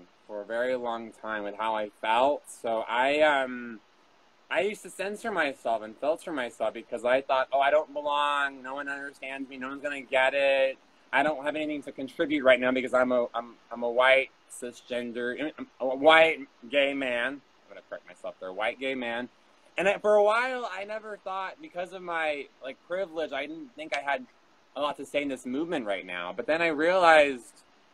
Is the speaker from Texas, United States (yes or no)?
yes; Texas, United States; also born or lived in New York; not in the same little Texas box that I've been known for and what I've known all my life